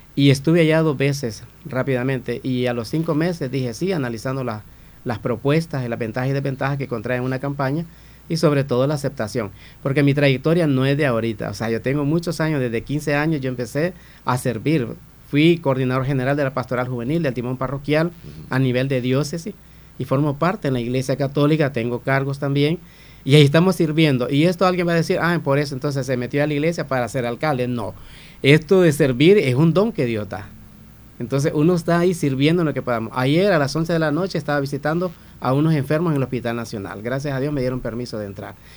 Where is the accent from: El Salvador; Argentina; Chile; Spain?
El Salvador; Santa Rosa de Lima, La Unión; este hermoso municipio Santa Rosa de Lima, mi tierra, mi gente, mi pueblo, orgullosamente, hijo de padres de acá